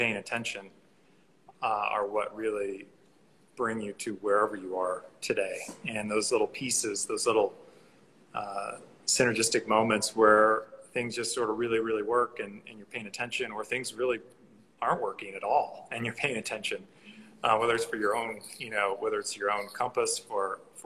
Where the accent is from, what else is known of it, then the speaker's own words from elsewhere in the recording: Arkansas, United States; moved away; also born or lived in Los Angeles; Grew up in Arkansas